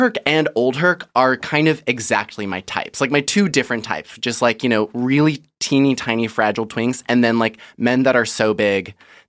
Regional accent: Midwest, United States; I grew up in the Midwest

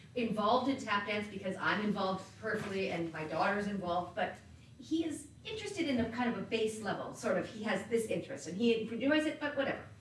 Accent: New England, United States; I am one from New England

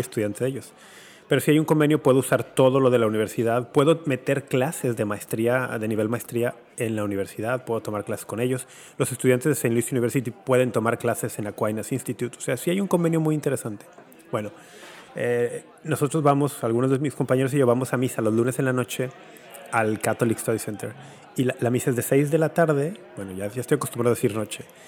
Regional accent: Guadalajara, Jalisco, Mexico; moved away; cuando era niño y adolescente en Guadalajara

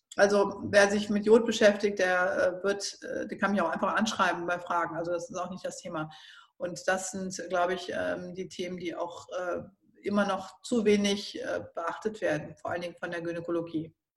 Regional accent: Northern Germany, Germany; ich bin ja jetzt aus dem Norden

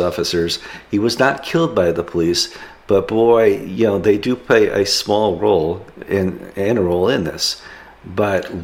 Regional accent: Minneapolis, Minnesota, United States; in Minneapolis, my hometown, or where, the place of my birth

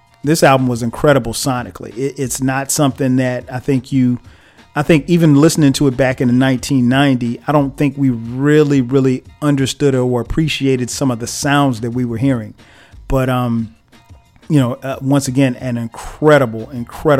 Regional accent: South Carolina, United States; I grew up in South Carolina

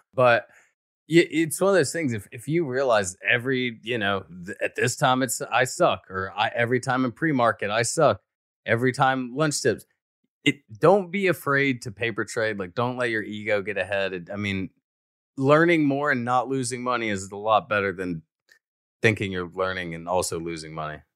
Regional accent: Alabama, United States; I'm from Alabama

